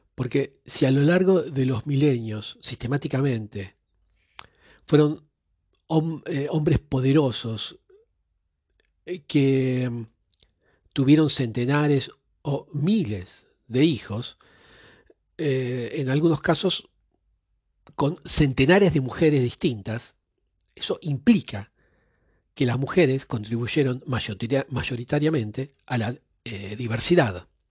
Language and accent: Spanish; Argentina; yo que nací en Argentina